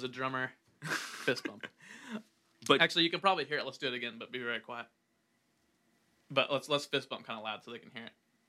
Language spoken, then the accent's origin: English; Illinois, United States; I'm from Illinois.